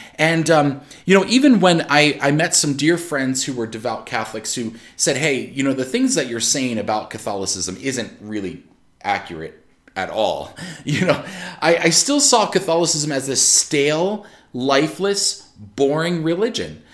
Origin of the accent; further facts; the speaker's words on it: Maryland, United States; also born or lived in Pennsylvania; I'm from Maryland. I spent most of my life in Maryland